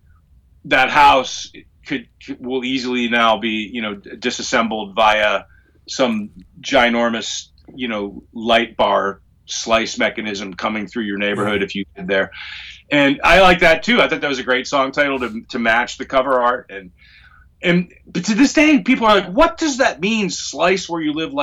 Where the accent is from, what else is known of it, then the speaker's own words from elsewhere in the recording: Pittsburgh, Pennsylvania, United States; the hill I grew up on in Pittsburgh